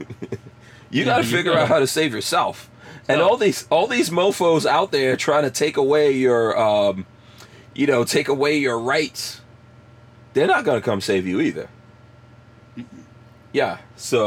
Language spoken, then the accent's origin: English; New York, United States; moved away as an adult; also born or lived in Guyana / New Jersey; I left New York. I grew up in New York. And left New York, went to Jersey.